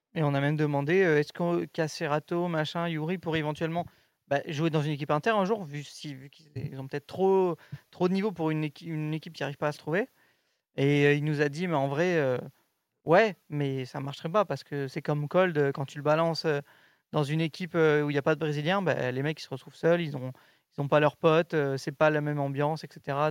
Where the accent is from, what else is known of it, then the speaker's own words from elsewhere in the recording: France; je suis français.